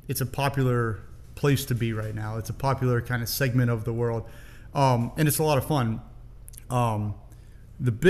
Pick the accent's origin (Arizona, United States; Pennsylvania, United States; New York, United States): Pennsylvania, United States; Pittsburgh; moved away as an adult; also born or lived in Denver, Colorado; now in Pittsburgh, United States; all born and raised in Pittsburgh